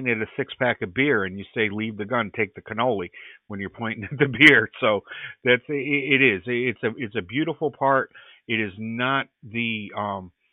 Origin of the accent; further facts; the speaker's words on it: Middletown, New England, United States; being an Irish kid, growing up in my town here in New England, in Middletown